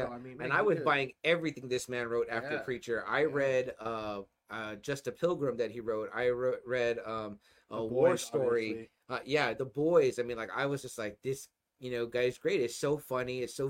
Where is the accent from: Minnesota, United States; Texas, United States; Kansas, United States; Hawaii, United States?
Texas, United States; I got to ride a horse for my first time as a Texan